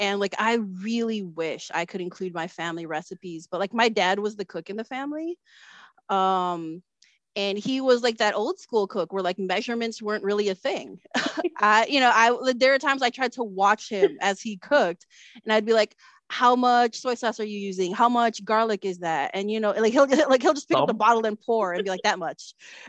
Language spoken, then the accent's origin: English; Chicago, Illinois, United States; a lot of things is because I was born and raised in Chicago. So for me, my connection to my culture is my family.